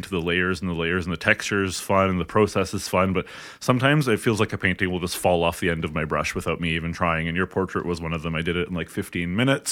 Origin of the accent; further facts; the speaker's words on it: hometown with Georgian College, Ontario, Canada; moved away as an adult; now in Edmonton, Canada; I actually went in my hometown to Georgian College, which is, you know, the local hometown college